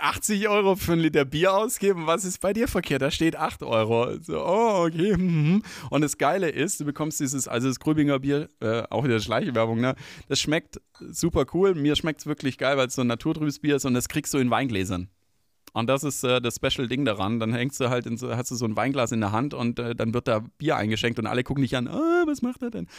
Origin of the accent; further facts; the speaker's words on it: Stuttgart, Baden-Württemberg, Germany; Liebe meine Heimatstadt